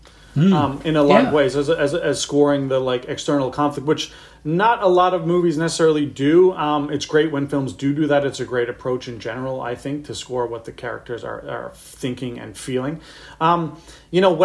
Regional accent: St. John's, Newfoundland and Labrador, Canada; moved away as an adult; also born or lived in Halifax; I grew up in St. John's, Newfoundland

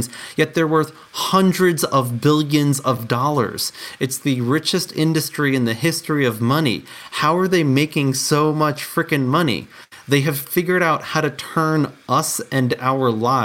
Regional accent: New York, United States; now in Colorado, United States; I was born and raised in New York, and I live in Colorado

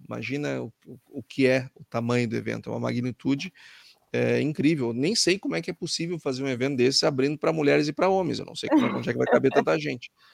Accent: Brazil; eu, como brasileiro e como um economista brasileiro

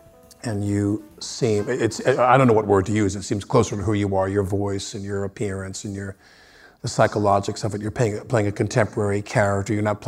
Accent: Long Island, New York, United States; I'm from fucking Long Island.

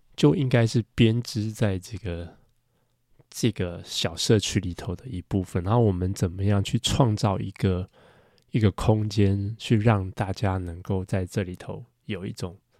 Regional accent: Taiwan; 就比如说我们在台湾长大

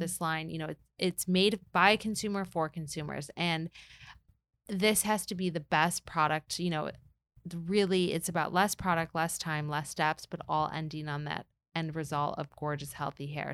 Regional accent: Michigan, United States; moved away; also born or lived in New York; I'm from Michigan

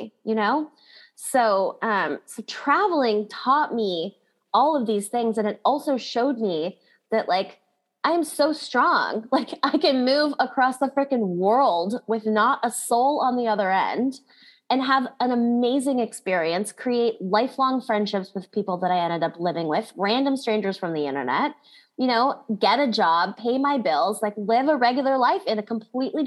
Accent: Kailua, Hawaii, United States; So I grew up in Hawaii, which is an awesome place to grow up

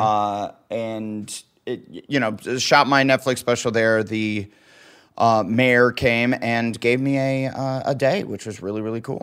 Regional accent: Waterloo, Iowa, United States; moved away; also born or lived in Omaha, Nebraska; where I grew up in Waterloo, Iowa

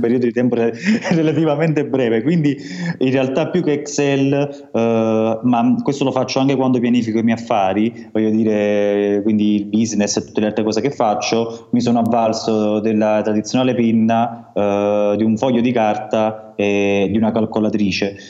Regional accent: Amalfi Coast, Campania, Italy; now in Turin, Italy; sul mio paese di origine che è in costiera malfitana, come si sente dal mio, dal mio accento

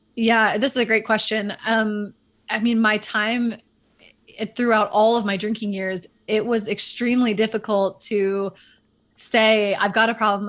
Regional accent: Northern California, United States; also born or lived in Dallas, Texas; my family moved out of Dallas and took me to Northern California, um, where I ended up kind of going through my true upbringing

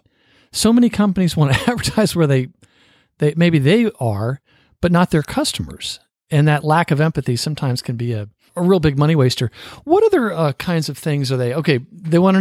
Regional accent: Fort Rucker, Alabama, United States; I was born in Alabama

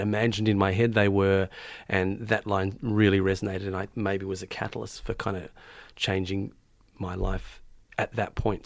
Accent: Melbourne, Victoria, Australia; also born or lived in Tonga; I was born in Melbourne, born, born down south in Melbourne, down in Hampton, where I had most of my childhood

